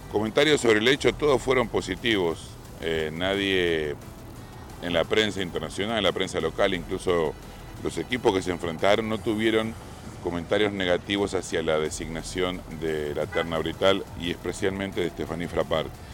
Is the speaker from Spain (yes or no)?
no; Argentina; mi país se consagró. Fue Argentina el campeón del mundo